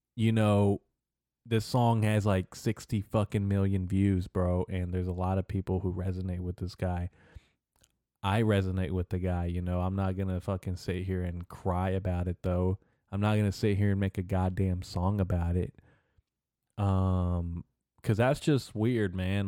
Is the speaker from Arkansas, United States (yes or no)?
yes; Arkansas, United States; I'm from Arkansas